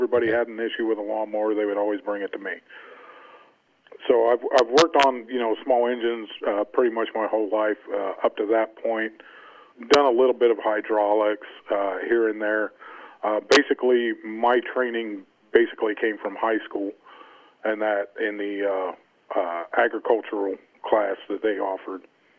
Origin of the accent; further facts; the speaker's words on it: North Carolina, United States; I'm originally from North Carolina.